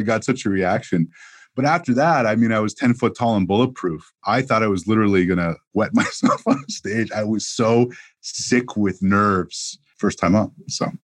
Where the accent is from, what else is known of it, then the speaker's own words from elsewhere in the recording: Montreal, Quebec, Canada; moved away as an adult; also born or lived in Toronto; growing up in Montreal, Canada